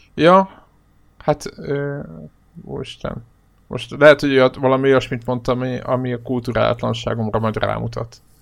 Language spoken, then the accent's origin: Hungarian; Hungary; magyarok vagyunk